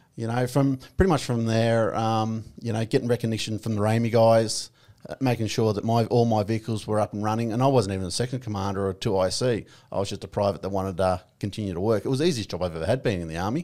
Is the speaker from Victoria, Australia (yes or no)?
yes; Victoria, Australia; I grew up in, um, Victoria, a little town called Broadfoot on a, uh, two and a half thousand acre property